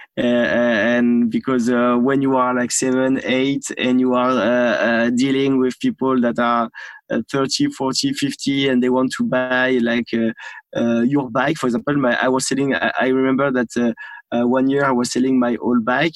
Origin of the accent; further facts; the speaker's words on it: Normandy, France; accent: French; English is a second language; I grew up in Normandy.